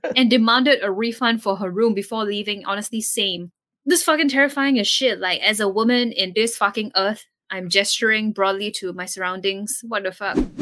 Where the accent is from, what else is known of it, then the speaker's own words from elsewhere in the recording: Singapore; as Singaporean